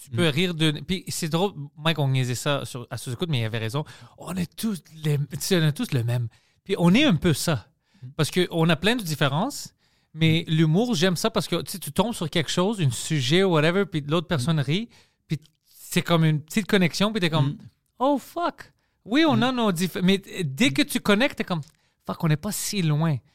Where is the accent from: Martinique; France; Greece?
Greece; accent: Greek; French is a second language; mon accent d'être grec